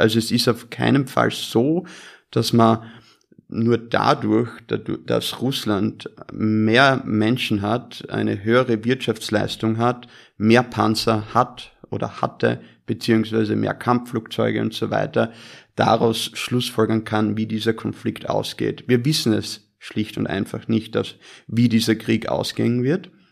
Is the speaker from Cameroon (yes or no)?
no; Austria; moved away; also born or lived in United States; bin gebürtiger Österreicher, habe aber die Hälfte meines Lebens in den Vereinigten Staaten verbracht